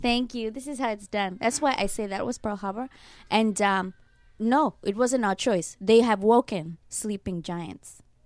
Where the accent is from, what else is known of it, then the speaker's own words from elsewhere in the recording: Kenya; now in Japan; Growing up in Kenya, I was very religious